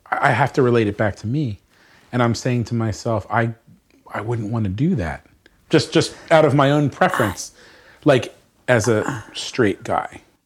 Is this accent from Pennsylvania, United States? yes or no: yes; Bucks County, Pennsylvania, United States; Grew up in Bucks County, Pennsylvania.